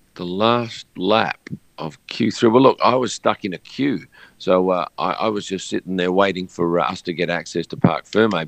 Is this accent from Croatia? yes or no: no; Australia; being an Australian from the other side of the world